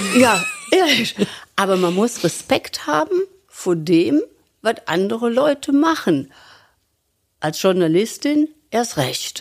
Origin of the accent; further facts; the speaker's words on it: Cologne, North Rhine-Westphalia, Germany; accent: rheinischer Einschlag; in einer kölschen Familie, in einem kölschen Fädel, bin im Severinsviertel geboren